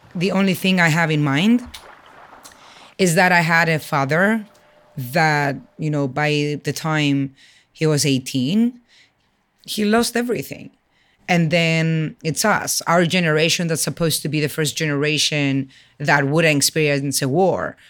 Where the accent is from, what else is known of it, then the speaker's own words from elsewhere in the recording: Limassol, Limassol District, Cyprus; also born or lived in Athens, Greece; I was born in Athens, raised in Limassol.